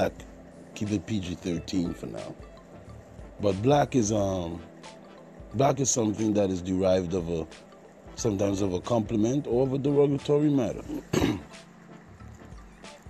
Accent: Trinidad & Tobago; also born or lived in Jamaica; I'm from the Caribbean. I was born in Trinidad and Tobago, grew up, spent some time in Jamaica by my other family members, so I do have an accent

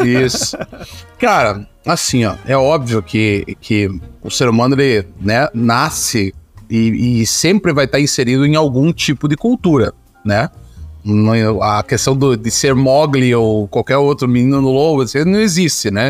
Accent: Brazil; Nossa história como, como brasileiro

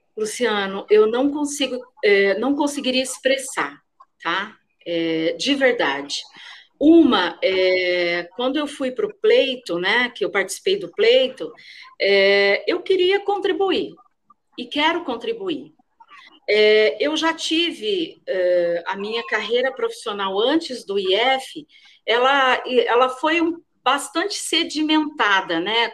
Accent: Paraná, Brazil; moved away; no Paraná, né, onde, de onde eu sou, de onde eu vim

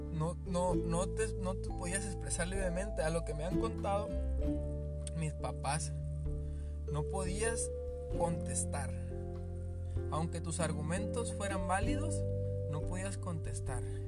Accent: Mexico; yo soy de México

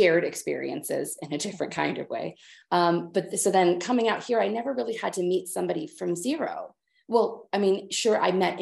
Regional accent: Kansas, United States; moved away as an adult; now in Netherlands; born and raised in Kansas, I stayed, you know, was like 30 minutes from where I was born my whole life

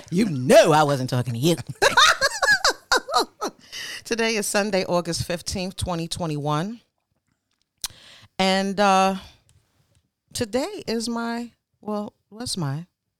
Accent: Brooklyn, New York, United States; Yep, born and raised in Brooklyn.

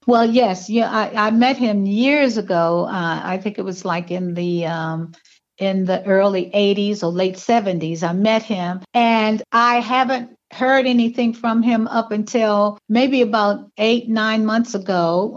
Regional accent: Washington, District of Columbia, United States; also born or lived in Victoria, Virginia; I was born in Victoria, Virginia, and um, but I was raised in Washington D.C.

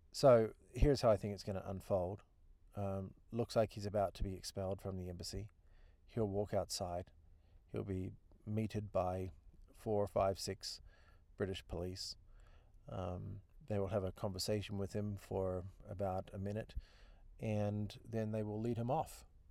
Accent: New Zealand; moved away as an adult; also born or lived in Australia; now in United States; I'm a Kiwi. I live in the United States. Been here now thirteen years.

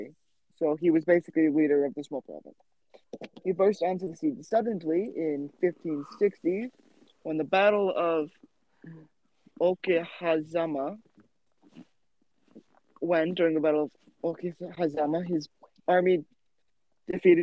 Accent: United States; I'm American.

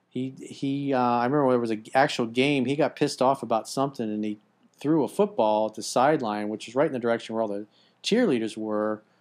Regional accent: United States; as an American

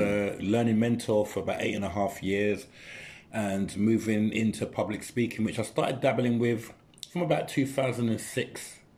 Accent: London, United Kingdom; growing up where I grew up in in in Custom House Newham.

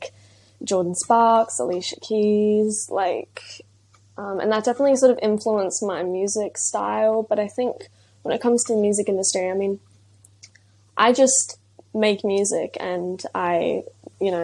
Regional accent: Brisbane, Queensland, Australia; I'm 17 years old and I'm from Brisbane, Australia.

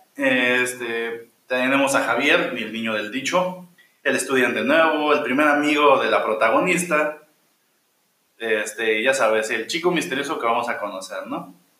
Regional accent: Mexico; nosotros como mexicanos

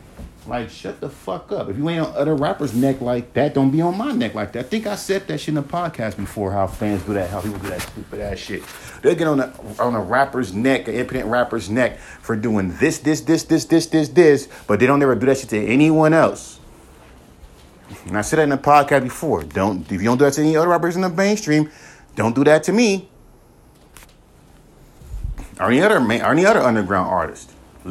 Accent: West Coast, United States; Yeah, I'm from the West Coast, but how the fuck do you know that I grew up in the South?

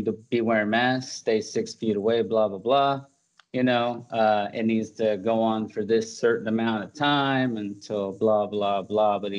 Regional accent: Florida, United States; moved away; I'm from Florida

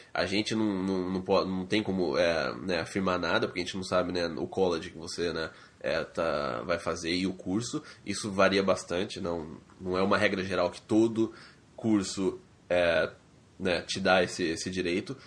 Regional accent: Brazil; moved away as an adult; now in Canada; eu não via a hora de sair do Brasil, sempre quis sair do Brasil

